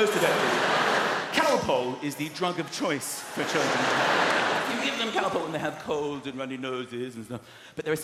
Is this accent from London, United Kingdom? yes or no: yes; London, United Kingdom; I'm a Londoner. I've lived here my whole life.